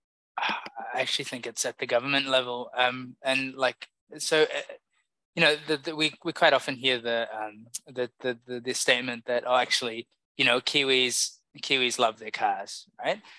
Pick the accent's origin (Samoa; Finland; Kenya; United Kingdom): Samoa; I grew up in Samoa